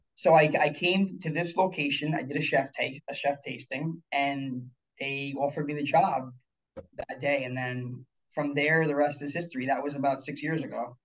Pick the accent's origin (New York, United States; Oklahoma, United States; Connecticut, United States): New York, United States; Pleasantville; also born or lived in Florida; I grew up local here in a mm-hmm. small town in Pleasantville. That's actually ten minutes from Armonk here